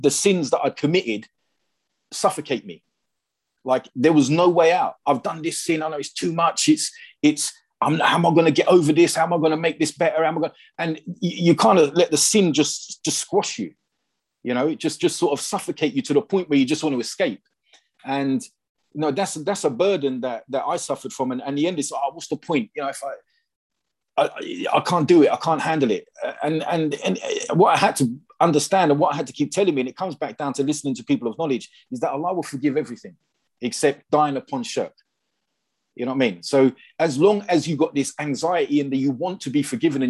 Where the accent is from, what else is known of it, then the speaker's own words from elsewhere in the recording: England, United Kingdom; when you're English